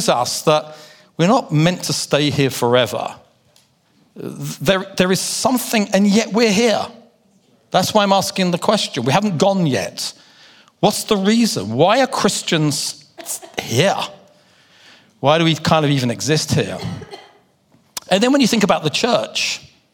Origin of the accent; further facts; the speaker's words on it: London, United Kingdom; my accent, because I do come from London in the UK